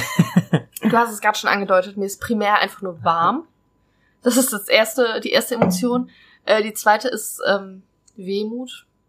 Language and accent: German; North Rhine-Westphalia, Germany; also born or lived in Hesse; now in Trier, Germany; ich komme ursprünglich aus NRW